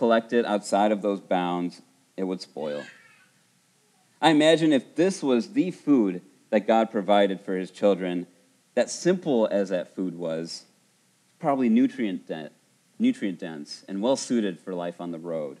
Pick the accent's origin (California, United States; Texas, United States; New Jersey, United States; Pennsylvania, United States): California, United States; Buena Park; I remember growing up in Buena Park 30 years ago